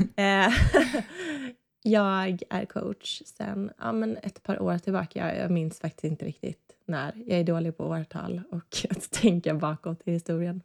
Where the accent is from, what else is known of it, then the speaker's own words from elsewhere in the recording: Småland, Sweden; also born or lived in Gothenburg, Sweden; now in Öland, Sweden; Vi är båda från Småland, jag och min man uppväxte där i olika s-, mindre orter